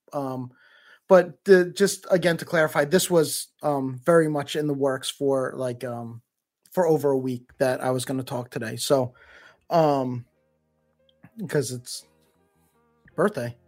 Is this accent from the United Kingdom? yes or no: no; Canada; as a Canadian